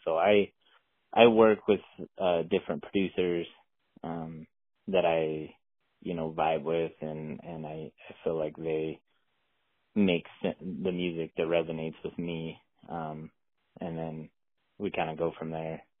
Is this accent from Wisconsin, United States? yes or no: no; Utah, United States; I'm from Utah, so grew up hunting elk and deer, antelope, a little bit of everything